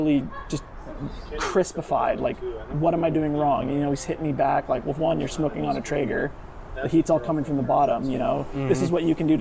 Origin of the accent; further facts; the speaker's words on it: Huntington Beach, California, United States; also born or lived in Utah; Born and raised Huntington Beach